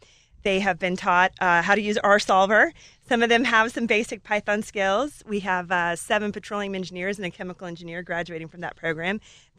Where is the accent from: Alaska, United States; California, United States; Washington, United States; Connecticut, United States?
Alaska, United States; moved away as an adult; also born or lived in Colorado; So I grew up in Alaska in a gold mine.